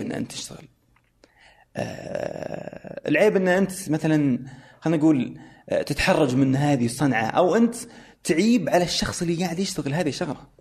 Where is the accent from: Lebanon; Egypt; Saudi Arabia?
Saudi Arabia; اني انا سعودي